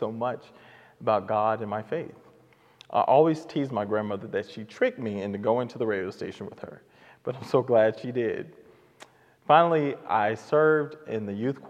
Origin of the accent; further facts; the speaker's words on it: Oklahoma City, Oklahoma, United States; I was raised at the Redeemed Missionary Baptist Church here in Oklahoma City with my mother and grandmother and my siblings.